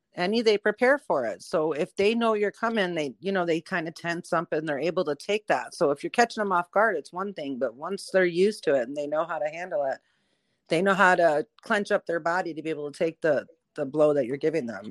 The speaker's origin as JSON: {"language": "English", "region": "Michigan", "country": "United States", "tie": "born or raised there", "said": "I grew up in Michigan"}